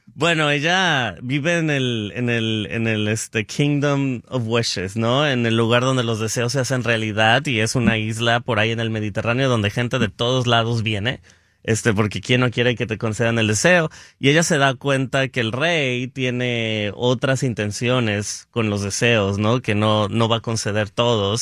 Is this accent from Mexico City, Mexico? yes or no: no; Guadalajara, Jalisco, Mexico; moved away as an adult; now in Los Angeles, United States; era de Guadalajara, soy de Guadalajara y este y no me, me vine a Los Ángeles en el 2013 a hacer una maestría en producción